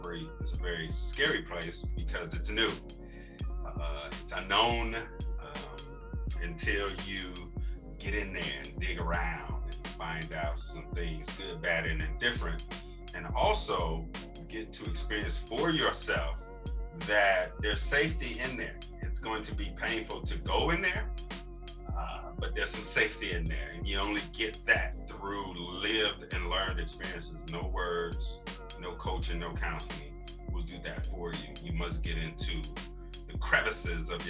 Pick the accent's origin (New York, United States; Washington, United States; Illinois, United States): Illinois, United States; Chicago; moved away as an adult; now in Atlanta, United States; born and raised in Chicago, man, just turned 50 on March 8th. Been in Atlanta 20 years.